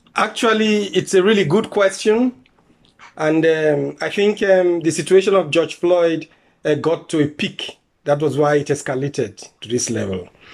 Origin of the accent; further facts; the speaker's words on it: Nigeria; moved away as an adult; now in Germany; I'm originally from Nigeria. I came in here as an asylum seeker also. I've been here for 15 years now.